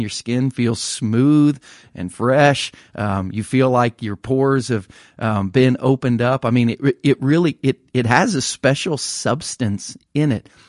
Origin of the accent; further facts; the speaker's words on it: Ohio, United States; growing up in Ohio